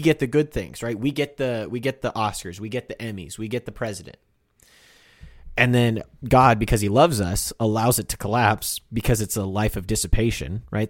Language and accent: English; United States; we grew up in the Catholic Church in America